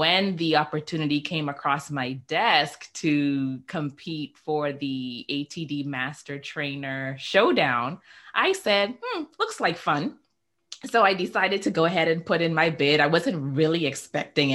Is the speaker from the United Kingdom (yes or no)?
no; Bahamas; also born or lived in Nigeria; I grew up in the beautiful islands of the Bahamas